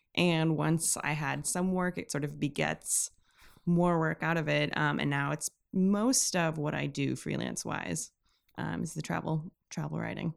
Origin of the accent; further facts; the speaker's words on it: Milwaukee, Wisconsin, United States; also born or lived in Williamsburg, Brooklyn; now in New York, United States; originally from Milwaukee, but I live, like, a ten minute walk away.